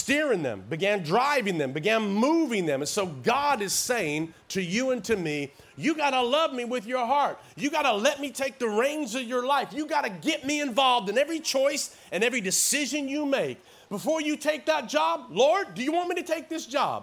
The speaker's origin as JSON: {"language": "English", "region": "Tennessee", "country": "United States", "tie": "born or raised there", "also_born_or_lived": "Oklahoma", "accent": "little twang", "moved": "as an adult", "said": "I was raised in Tennessee my formative years. That's why I got this little twang still that I talk"}